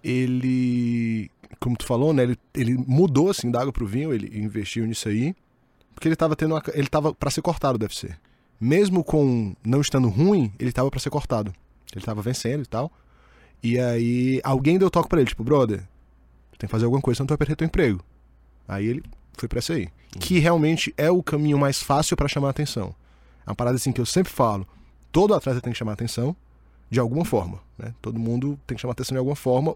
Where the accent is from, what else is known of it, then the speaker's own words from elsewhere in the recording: Ceará, Brazil; also born or lived in Fortaleza; sou do Ceará